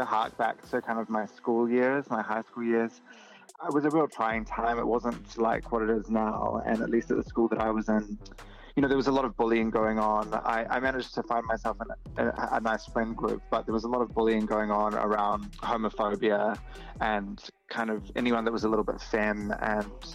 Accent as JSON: {"language": "English", "country": "New Zealand", "moved": "as an adult", "lives_now": "Australia", "said": "I'm originally from New Zealand, from Aotearoa"}